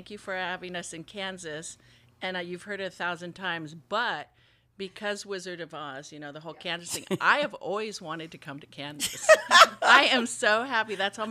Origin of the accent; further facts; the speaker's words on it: Japan; also born or lived in Hawaii, United States; I'm from Hawaii. She was from Hawaii. I grew up in Japan.